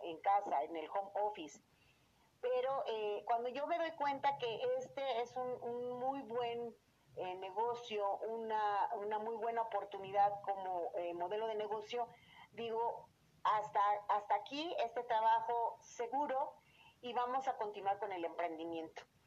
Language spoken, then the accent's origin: Spanish; Querétaro, Mexico; Yo soy queretana de nacimiento